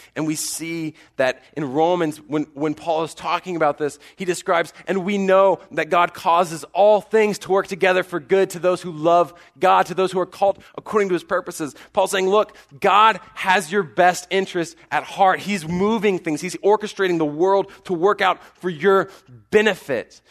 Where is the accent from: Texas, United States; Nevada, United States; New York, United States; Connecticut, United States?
Texas, United States; College Station; I grew up in College Station